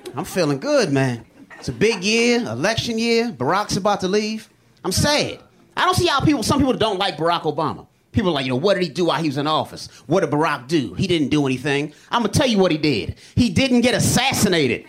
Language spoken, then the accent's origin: English; Baltimore, Maryland, United States; I am from Baltimore.